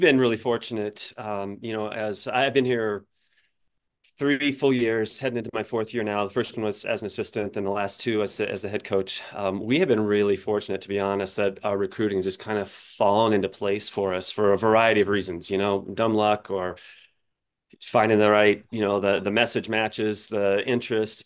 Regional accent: Colorado, United States; I grew up in Colorado

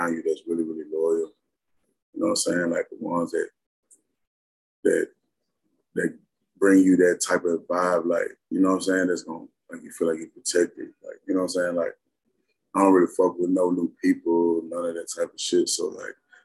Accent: Memphis, Tennessee, United States; I come from Memphis

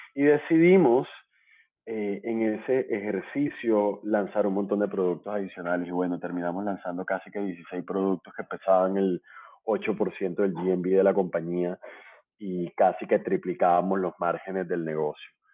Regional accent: Barranquilla, Atlántico, Colombia; now in Bogotá, Colombia; soy barranquillero, colombiano

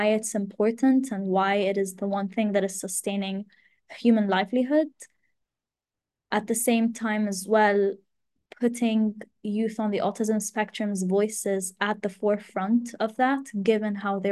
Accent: Abu Dhabi, United Arab Emirates; also born or lived in Glasgow; now in Egypt; I'm Egyptian, but was born and raised in the United Arab Emirates, specifically in Abu Dhabi.

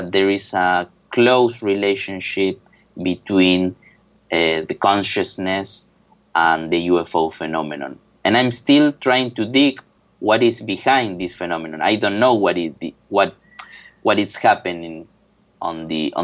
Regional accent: Buenos Aires, Argentina; moved away as an adult; now in Seville, Spain; I'm from Buenos Aires, Argentina

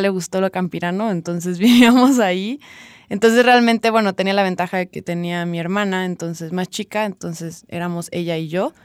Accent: San Cristóbal de las Casas, Chiapas, Mexico; also born or lived in Tuxtla Gutiérrez, Chiapas; nací en Tuxtla, pero en realidad en la capital de Chiapas, pero en realidad vivo ahorita acá y realmente toda mi vida hasta los 18 viví aquí

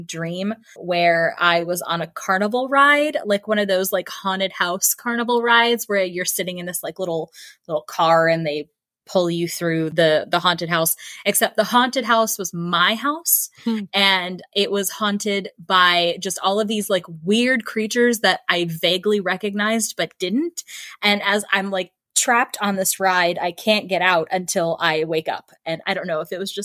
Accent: Florida, United States; now in Minnesota, United States; I grew up in Florida.

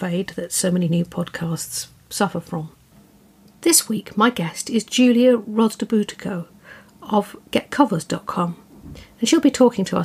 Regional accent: southern England, United Kingdom; accent: soft little southern English; I'm British, as you can hear. And I have this soft little southern English accent.

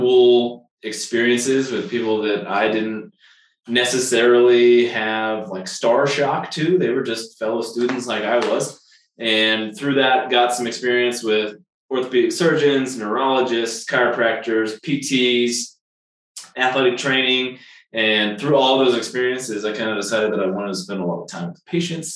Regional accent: Kansas City, Kansas, United States; moved away as an adult; also born or lived in Arkansas; now in Colorado, United States; I am originally from Kansas City, Kansas side

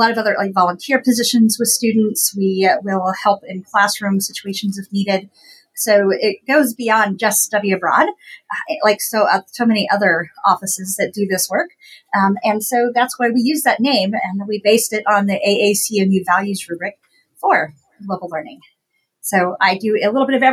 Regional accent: Appalachian Ohio, United States; I grew up in Appalachian, Ohio. So if anybody is familiar with that area, down in southeastern Ohio where I grew up

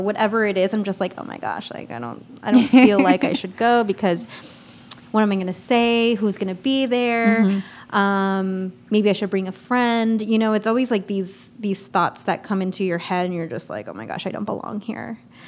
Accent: Philippines; I don't look Filipino. I'm full Filipino.

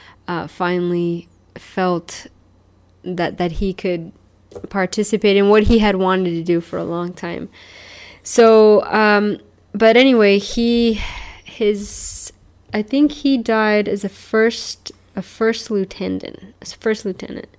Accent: El Paso, Texas, United States; El Paso is kind of my hometown. I lived there for a long time, and I've kind of been there for a long time.

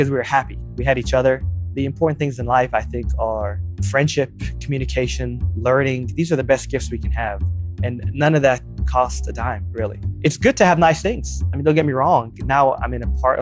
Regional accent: Texas, United States; also born or lived in New Jersey; so we grew up in New Jersey, very modest, and then came to Texas when I was in elementary school.

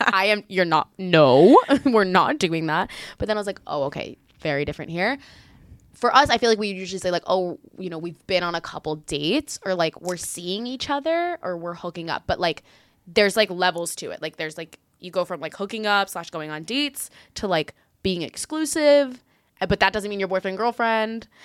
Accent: Miami, Florida, United States; moved away as an adult; now in Israel; I was born in Israel, but I moved out of here when I was five years old, grew up in the greater Miami area, and then now I moved back here as of late.

